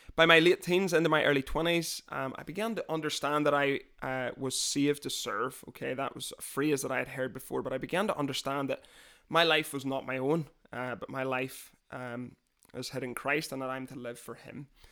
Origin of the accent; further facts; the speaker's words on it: Londonderry, Northern Ireland, United Kingdom; now in Scotland, United Kingdom; I was born, uh, just outside the city of Londonderry, which is the second biggest city in Northern Ireland